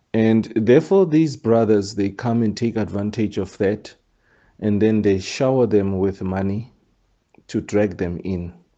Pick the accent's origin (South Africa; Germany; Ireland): South Africa; a South African. Where I'm born